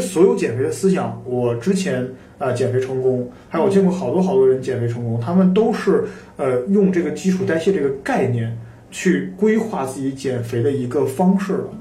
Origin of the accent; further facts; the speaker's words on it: China; 我们中国人也是比较容易肥胖